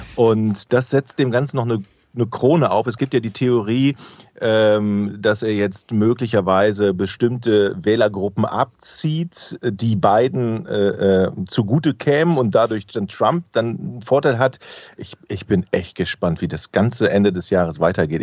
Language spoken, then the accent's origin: German; Düsseldorf, North Rhine-Westphalia, Germany; now in Hamburg, Germany; in meiner Heimatstadt Düsseldorf